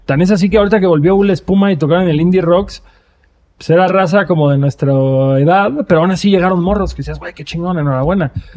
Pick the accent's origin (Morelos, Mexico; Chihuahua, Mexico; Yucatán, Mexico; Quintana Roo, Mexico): Quintana Roo, Mexico; Cancún; yo crecí en Cancún en una época en la que nadie iba a Cancún